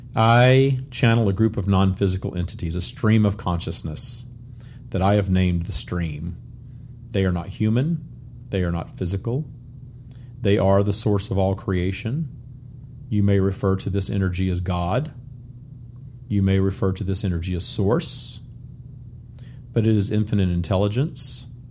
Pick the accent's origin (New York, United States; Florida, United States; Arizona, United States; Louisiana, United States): Louisiana, United States; I grew up in the 70s and 80s in small town Louisiana, very Bible Belt, very much ruled by the First Baptist Church, my hometown